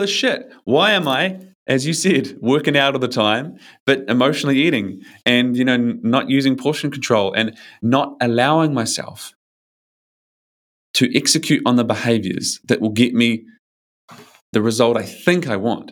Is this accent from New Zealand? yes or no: yes; New Zealand; now in Australia; I'm from New Zealand. I usually live in Australia, but I'm in New Zealand now.